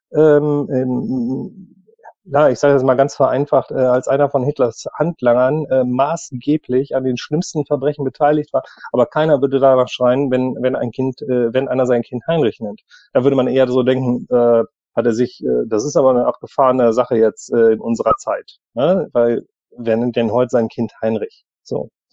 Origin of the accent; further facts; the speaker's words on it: Germany; wir Deutschen